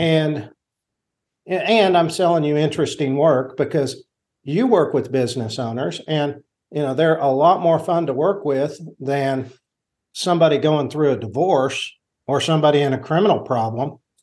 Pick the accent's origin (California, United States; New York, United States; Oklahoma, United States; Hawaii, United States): Oklahoma, United States; Enid; also born or lived in Washington; I grew up here in Enid, and it's, so it's my hometown